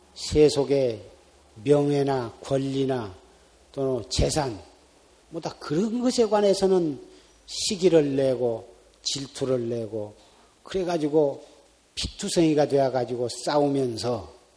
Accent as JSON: {"language": "Korean", "country": "South Korea"}